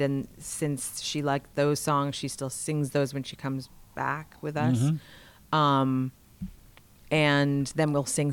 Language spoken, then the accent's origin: English; Boston, Massachusetts, United States; we're both from Boston